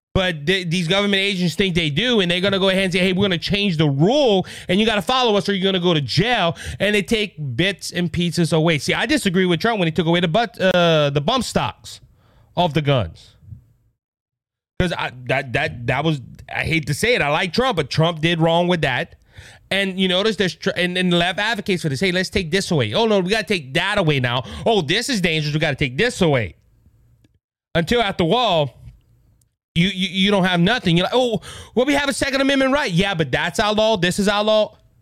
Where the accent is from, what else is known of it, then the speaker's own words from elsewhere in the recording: United States; as American citizens